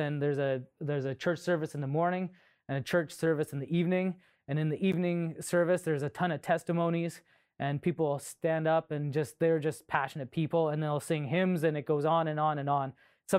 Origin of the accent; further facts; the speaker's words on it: Melfort, Saskatchewan, Canada; I was born in Melfort, Saskatchewan in February in the blizzard. And our first home was on the back of the church. So I'm the youngest of three. So here we are, small family in the back of a church in small town Saskatchewan.